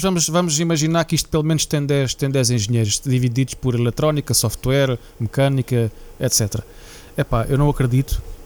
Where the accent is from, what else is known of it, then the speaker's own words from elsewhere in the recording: Portugal; moved away as an adult; Profissionais como, como, como eu. Uh, que saímos de Portugal